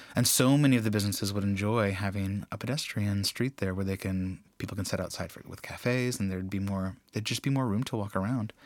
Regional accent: United States; now in Iceland; As an American

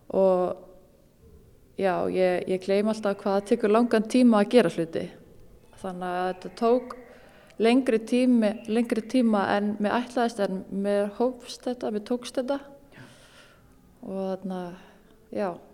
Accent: Iceland; alast upp á Íslandi og í bregðoltinu

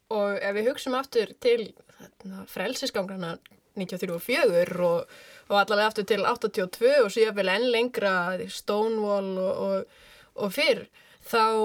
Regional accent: Reykjavík, Capital Region, Iceland; Ég er úr Reykjavík

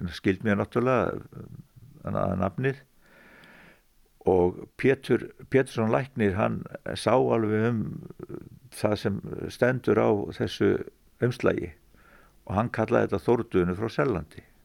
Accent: Fnjóskadalur, Northeastern Region, Iceland; also born or lived in Vatnsdalur; ólst ég nú upp í Fnjóskardal að miklu reyti

